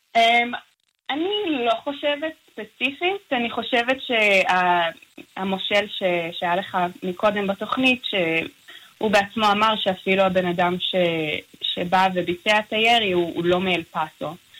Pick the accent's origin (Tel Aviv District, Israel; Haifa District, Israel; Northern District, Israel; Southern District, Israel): Northern District, Israel; Nahariya; moved away as an adult; also born or lived in Los Angeles; now in El Paso, United States; אני גדלתי בארץ, אבל תמיד כש... אני גם מהצפון במקור, אז uh, מנהריה